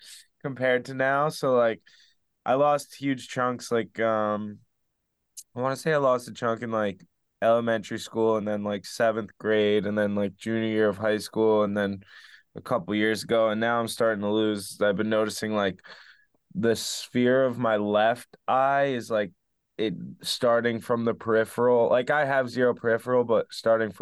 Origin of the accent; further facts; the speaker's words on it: Spring Lake, New Jersey, United States; so I grew up in Spring Lake, New Jersey